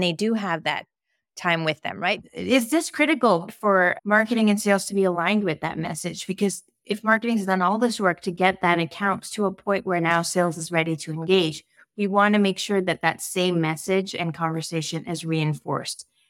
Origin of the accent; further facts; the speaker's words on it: Canada; I'm Canadian